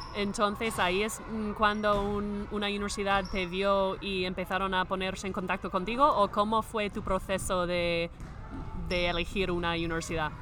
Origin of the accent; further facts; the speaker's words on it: Minnesota, United States; Spanish is a second language; moved away; yo soy de Minnesota, entonces soy del Midwest